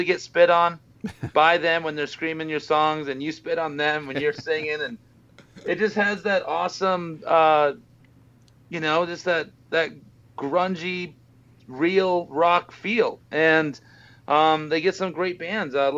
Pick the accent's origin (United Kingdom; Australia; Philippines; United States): United States; Boise, Idaho; moved away as an adult; now in Las Vegas, United States; me and Dave, the bassist, we met when we were in junior high in Boise, Idaho